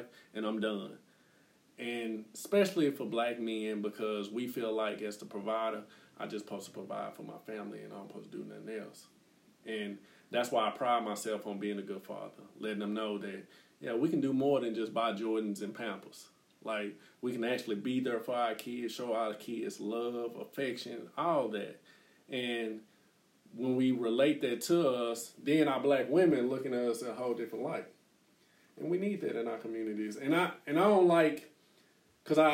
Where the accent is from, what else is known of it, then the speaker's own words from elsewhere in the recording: Dallas, Texas, United States; moved away; also born or lived in Oklahoma; growing up in Oak Cliff, I never saw anything outside of my neighborhood